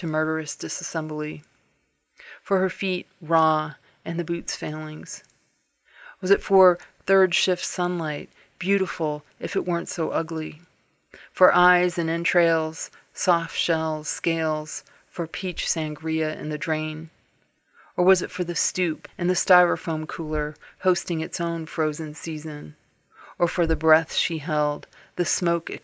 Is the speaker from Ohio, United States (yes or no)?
yes; Cleveland, Ohio, United States; now in Southern Utah, United States; I'm originally from Cleveland, Ohio, but live in Southern Utah